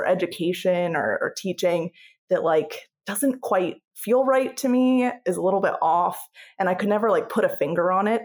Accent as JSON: {"language": "English", "region": "Pennsylvania", "country": "United States", "moved": "as an adult", "said": "I'm from Pennsylvania, and they call it TSSing"}